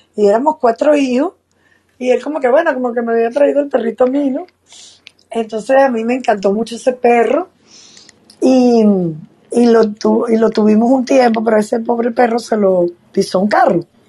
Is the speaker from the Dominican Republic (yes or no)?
no; Venezuela; ahora estoy en, en otro país, estoy en mi país Venezuela